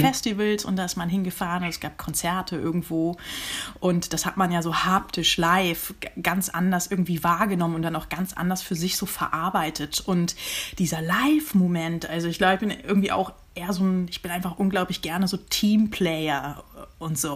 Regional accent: Uelzen, Lower Saxony, Germany; moved away; also born or lived in Wendland / Hannover / Groningen / Los Angeles; Ich bin in Uelzen geboren und in der Nähe von Uelzen groß geworden

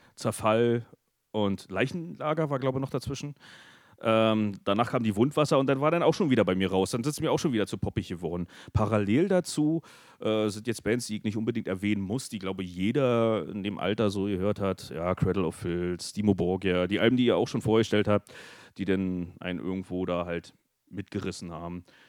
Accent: hometown 10 km from Friesack, Brandenburg, Germany; wir sind dann halt von meinem Heimatort äh, nach Friesack gelaufen, die 10 Kilometer

